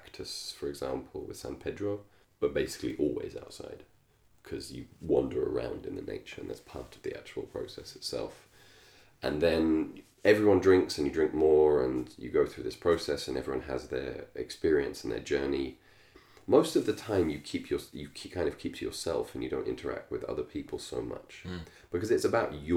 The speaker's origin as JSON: {"language": "English", "region": "England", "country": "United Kingdom", "tie": "born or raised there", "said": "I grew up in England"}